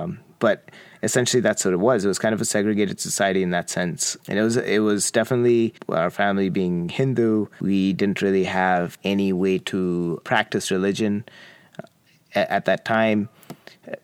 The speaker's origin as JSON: {"language": "English", "country": "Qatar", "tie": "born or raised there", "said": "I grew up in Qatar. My dad worked in Qatar for 37 years. It was an interesting little country."}